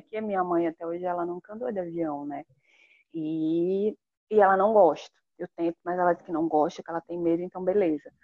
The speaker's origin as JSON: {"language": "Portuguese", "town": "Natal", "region": "Rio Grande do Norte", "country": "Brazil", "tie": "born or raised there", "said": "nascida, criada e vivendo em Natal, Rio Grande do Norte"}